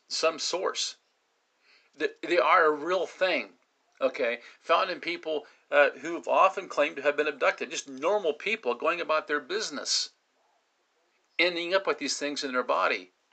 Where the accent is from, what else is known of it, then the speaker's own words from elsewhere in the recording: United States; we as the American people